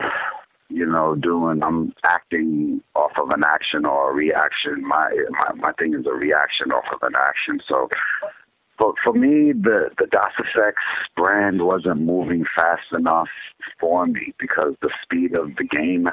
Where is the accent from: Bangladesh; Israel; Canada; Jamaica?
Jamaica; moved away; I'm from Jamaica and that's part of my thing where I came to the country.